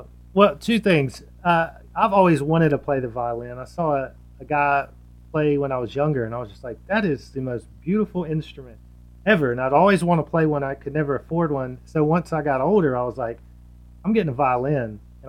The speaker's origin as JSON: {"language": "English", "town": "Laurel", "region": "Mississippi", "country": "United States", "lives_now": "Hattiesburg, United States", "said": "I'm from Laurel, or So-So, but it's essentially Laurel, which is right up the road from Hattiesburg. And I moved to Hattiesburg a year ago."}